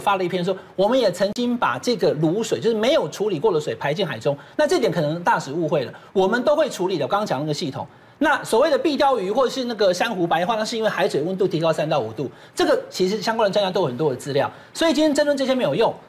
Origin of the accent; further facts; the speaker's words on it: Taiwan; 我们台湾人当然可以选择不要喝到穿水